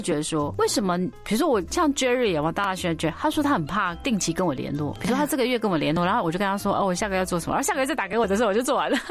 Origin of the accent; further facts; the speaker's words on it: Jiufen, New Taipei, Taiwan; 我们小时候其实是在九份长大的这样。阿嬷家